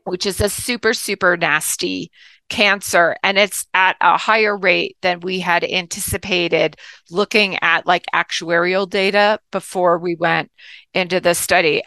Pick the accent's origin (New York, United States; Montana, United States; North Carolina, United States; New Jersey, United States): New Jersey, United States; I grew up in New Jersey